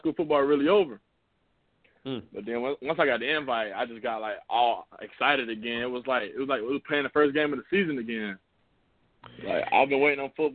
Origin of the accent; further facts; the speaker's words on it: South Carolina, United States; also born or lived in Marion, South Carolina; my home state